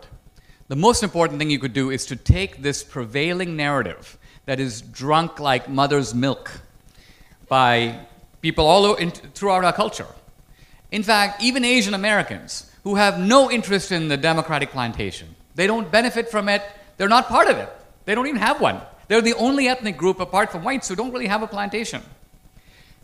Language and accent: English; India; now in United States; I grew up in India. I grew up in a neighborhood that's like Slumdog Millionaire.